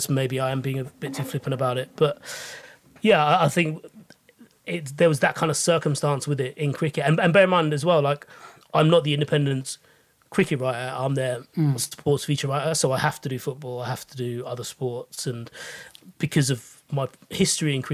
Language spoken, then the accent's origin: English; United Kingdom; speaking as a British Asian